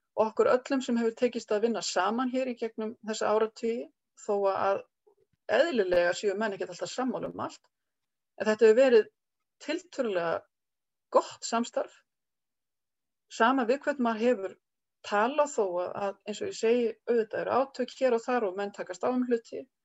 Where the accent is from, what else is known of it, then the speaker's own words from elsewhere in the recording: Reykjavík, Capital Region, Iceland; moved away as an adult; also born or lived in Skaftártunga; now in Kelduhverfi, Iceland; Ég er alveg upp í Euróbriðoltinu í Reykjavík